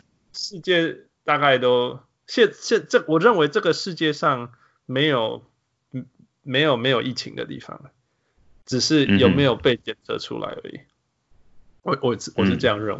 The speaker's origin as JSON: {"language": "Chinese", "country": "Canada", "moved": "yes", "said": "我是加拿大人，"}